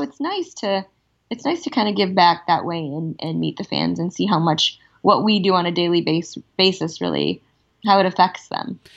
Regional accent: Toronto, Ontario, Canada; moved away as an adult; now in Los Angeles, United States; I grew up in Toronto

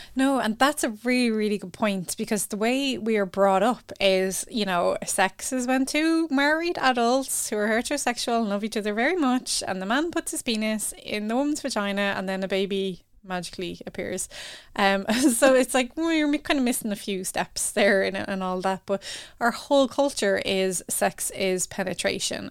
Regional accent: Ireland; growing up in Ireland

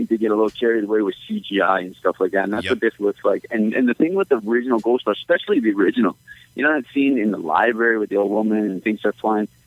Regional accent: Canada; I'm Canadian

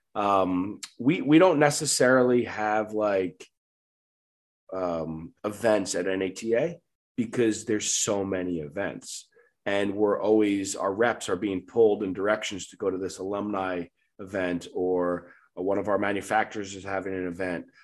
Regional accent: Long Island, New York, United States; moved away; I'm from Long Island, New York

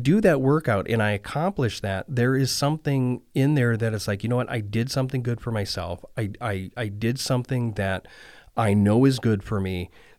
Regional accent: Minnesota, United States; When you're from Minnesota, you have to like … and you have to like ….

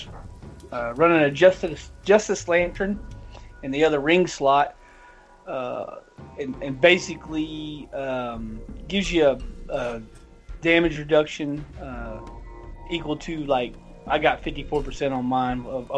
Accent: the South, United States; I'm from the South

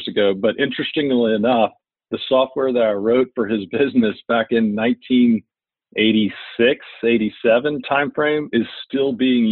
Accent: Beaumont, Texas, United States; I'm originally from Beaumont, Texas. Grew up in Beaumont, went to high school through there

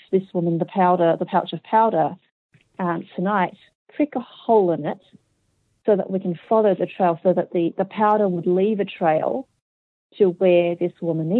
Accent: Australia; accent: Australian; also born or lived in Hong Kong; I'm Australian

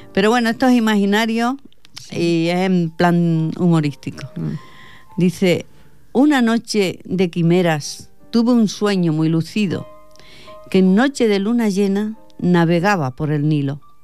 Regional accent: Extremadura, Spain; now in Catalonia, Spain; soy extremeña

